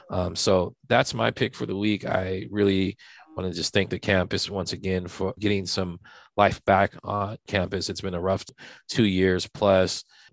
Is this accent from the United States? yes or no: yes; Santa Barbara, California, United States; I'm from Santa Barbara